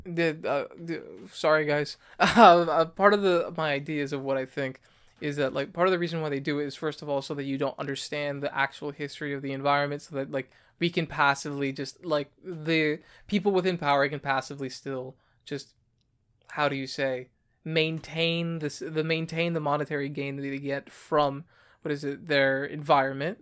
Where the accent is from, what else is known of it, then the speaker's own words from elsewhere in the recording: United States; also born or lived in New York; as an American